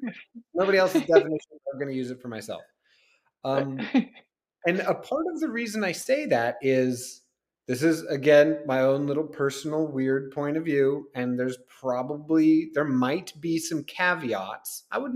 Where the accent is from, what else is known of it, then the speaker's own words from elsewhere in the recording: Kansas, United States; also born or lived in Chicago; people might think that because I grew up some in Kansas that I was like around horses, but I wasn't.